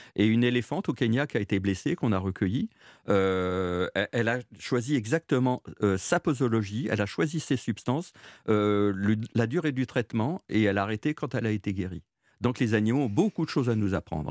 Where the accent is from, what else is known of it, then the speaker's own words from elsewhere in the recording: Jura, Bourgogne-Franche-Comté, France; chez nous, dans le Jura